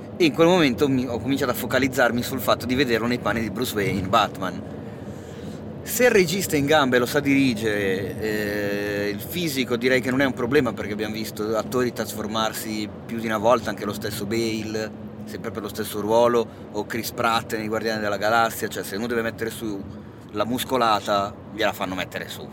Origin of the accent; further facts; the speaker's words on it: Milan, Lombardy, Italy; da milanese